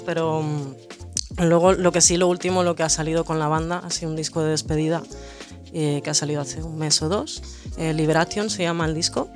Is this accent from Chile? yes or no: yes; Chile; yo soy nacida en Chile, mi madre es de Bilbao.